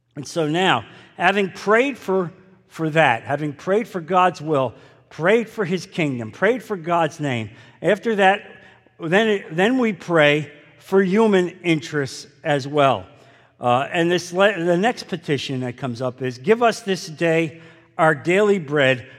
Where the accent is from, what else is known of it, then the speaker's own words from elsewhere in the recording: New Jersey, United States; growing up in New Jersey, which was predominantly Catholic